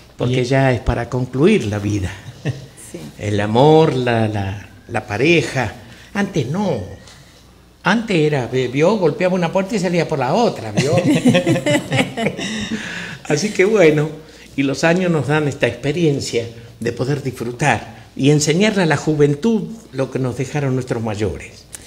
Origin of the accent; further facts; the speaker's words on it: Tres Arroyos, Buenos Aires Province, Argentina; also born or lived in Salta; now in United States; yo nací eh, este, en la ciudad de Tres Arroyos, está al sur de la capital argentina